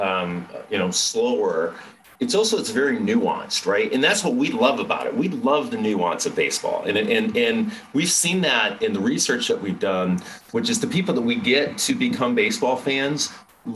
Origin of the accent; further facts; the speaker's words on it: Boston, Massachusetts, United States; moved away as an adult; also born or lived in Tokyo; I grew up in Boston in the 70s.